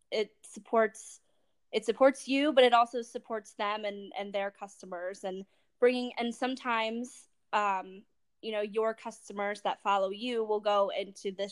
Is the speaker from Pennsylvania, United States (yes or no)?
yes; Harrisburg, Pennsylvania, United States; I'm from Harrisburg area, Pennsylvania area